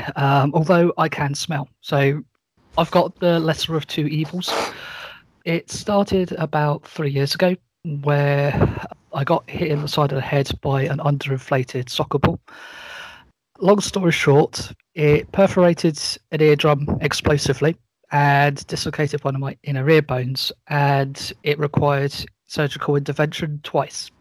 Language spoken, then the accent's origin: English; Portsmouth, South East England, United Kingdom; also born or lived in west coast of Scotland; now in Scotland, United Kingdom; I originally come from a small town, or well, city called Portsmouth. That's in the far south of the UK